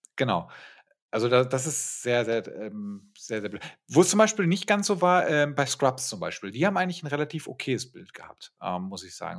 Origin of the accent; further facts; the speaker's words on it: Ruhr area, North Rhine-Westphalia, Germany; moved away as an adult; also born or lived in Bremen; ich komme aus, aus dem Ruhrgebiet, aus einer Werbeagentur